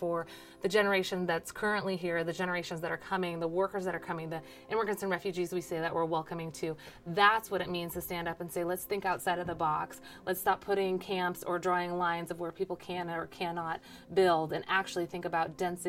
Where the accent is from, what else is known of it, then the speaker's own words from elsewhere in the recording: Olympia, Washington, United States; also born or lived in Denver, Colorado; now in Seattle, United States; I grew up in Olympia. I was born in Denver. Also, love that city. I grew up in Olympia since I was 8 and been in Seattle since going to undergrad. So basically about 20 years.